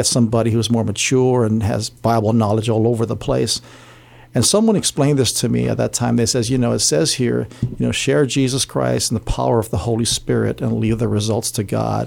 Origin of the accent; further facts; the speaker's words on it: Barrigada, Guam; I grew up in Central Area, Barragata